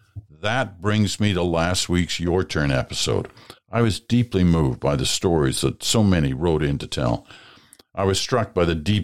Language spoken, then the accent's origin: English; Wingham, Ontario, Canada; now in Cambridge, Canada; I made the drive from Cambridge to my hometown of Wingham to partake in this weekend's Remembrance Day events at the Cenotaph and Legion